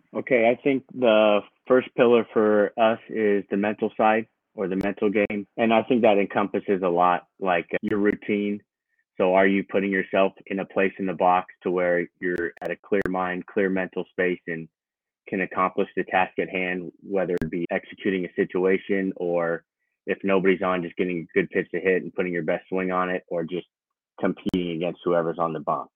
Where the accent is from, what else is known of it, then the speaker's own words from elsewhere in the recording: San Diego, California, United States; moved away as an adult; also born or lived in Arizona / Louisiana; I grew up in San Diego, California.